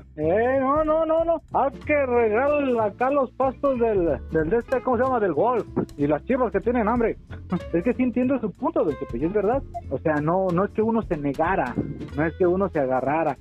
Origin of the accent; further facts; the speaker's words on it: Mexico; yo siendo mexicano